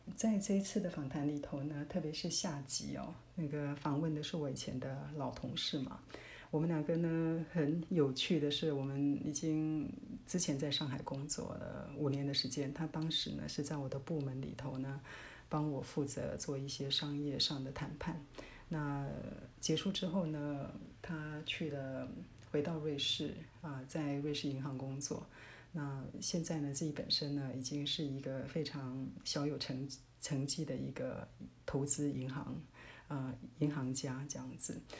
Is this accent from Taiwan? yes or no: yes; Taiwan; 我们台湾人